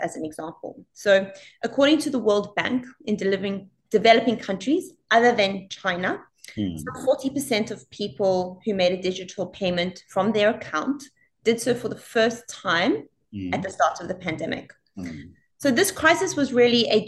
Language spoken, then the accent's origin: English; South Africa; also born or lived in Italy / Australia; now in Singapore; I grew up in South Africa